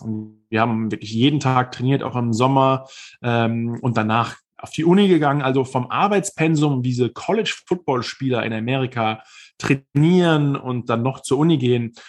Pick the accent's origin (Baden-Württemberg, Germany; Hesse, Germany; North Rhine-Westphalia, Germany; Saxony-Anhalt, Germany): Hesse, Germany; Viernheim; moved away as an adult; also born or lived in Mannheim / New York; now in United States; in Mannheim geboren, in Viernheim aufgewachsen. Das ist noch ein kleiner Hessenzipfel, äh, aber man hört vielleicht auch noch, wo ich herkomme